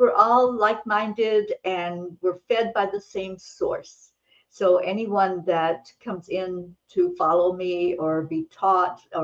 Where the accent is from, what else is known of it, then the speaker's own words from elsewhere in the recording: the hills of Kentucky, United States; moved away; I grew up in a big family. There were 13 children in my family. I was number 9, and it was in the hills of Kentucky. I grew up in the Appalachian Mountains